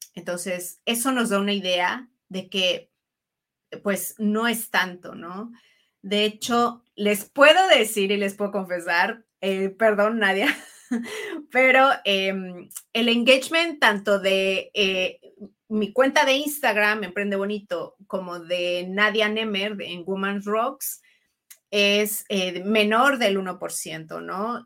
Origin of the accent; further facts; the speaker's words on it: Mexico; also born or lived in Italy; soy mujer mexicana, italiana